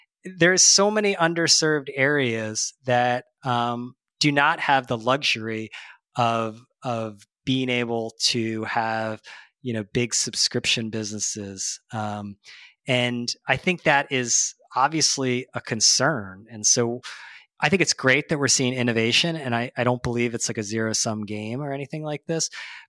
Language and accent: English; Philadelphia, Pennsylvania, United States; Like, I mean, I grew up in Philadelphia, and we had the Inquirer